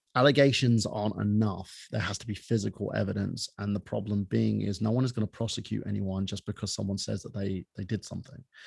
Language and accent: English; United Kingdom; moved away; I was born in the United Kingdom from a half Palestinian